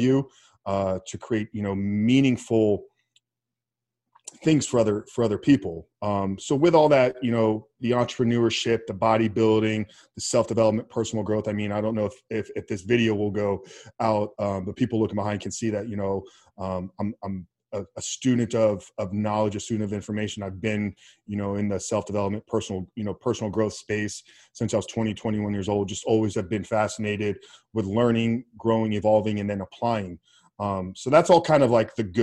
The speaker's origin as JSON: {"language": "English", "town": "Tampa", "region": "Florida", "country": "United States", "tie": "born or raised there", "said": "born and raised in Tampa, Florida"}